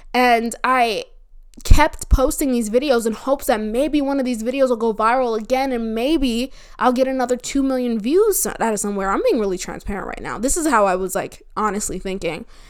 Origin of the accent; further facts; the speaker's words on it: New Jersey, United States; now in Florida, United States; I'm from New Jersey